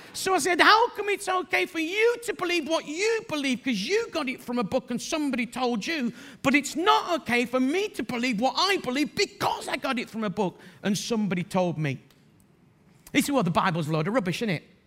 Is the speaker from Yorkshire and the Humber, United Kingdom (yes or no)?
yes; Bradford, Yorkshire and the Humber, United Kingdom; I'm from Bradford